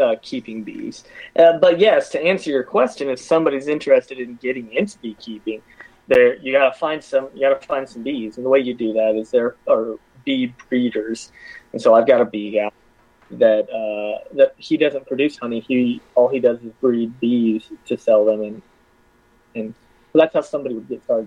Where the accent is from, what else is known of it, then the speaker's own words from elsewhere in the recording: Athens, Georgia, United States; I'm from Athens. This is my home